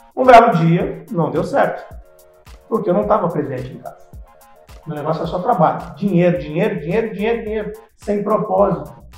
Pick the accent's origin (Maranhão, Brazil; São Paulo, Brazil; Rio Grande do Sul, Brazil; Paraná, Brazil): Paraná, Brazil; Terra Rica; moved away; also born or lived in Ouro Preto do Oeste, Rondônia; eu sou paranaense, vim do Paraná, eu acho Paraná uma, cidade chamada Terra Rica